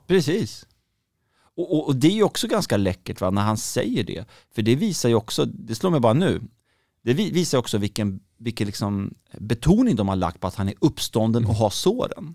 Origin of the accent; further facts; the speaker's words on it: Gothenburg, Västra Götaland, Sweden; Jag kommer från Göteborg